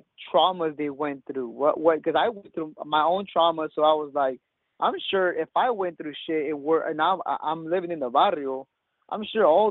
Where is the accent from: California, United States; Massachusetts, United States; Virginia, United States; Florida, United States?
California, United States; Salinas; born and raised in Salinas